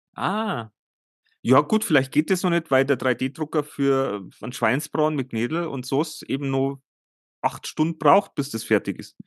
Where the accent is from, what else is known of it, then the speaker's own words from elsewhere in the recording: Germany; bei uns in Deutschland